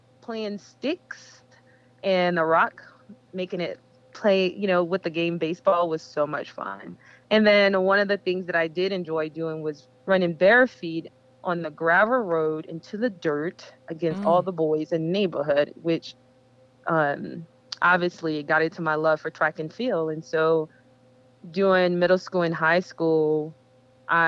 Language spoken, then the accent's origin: English; Foconas, Louisiana, United States; also born or lived in Baton Rouge, Louisiana; my family decided to go see our family in Foconas, where I was raised